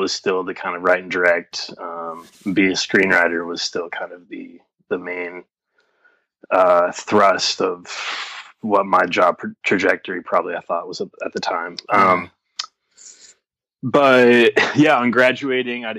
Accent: Boise, Idaho, United States; I'm from Boise, Idaho.

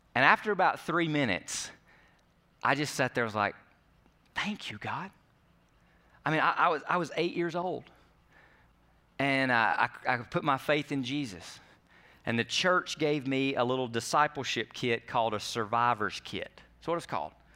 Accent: United States; we do as American Christians

